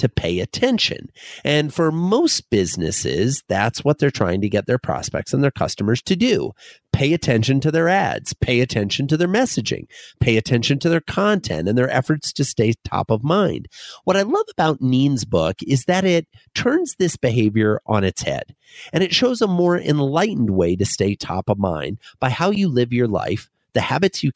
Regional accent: Fort Dodge, Iowa, United States; moved away; I grew up in a small town in northwestern Iowa called Fort Dodge

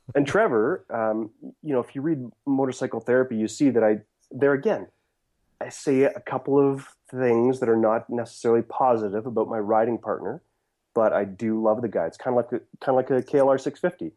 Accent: Saskatchewan, Canada; also born or lived in Steinbach, Manitoba; that's where I was born, raised in Saskatchewan

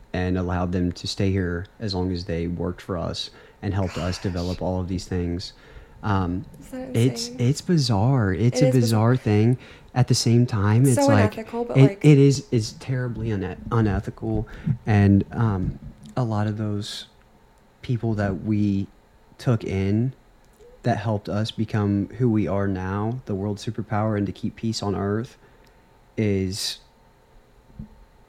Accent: United States; I'm an American

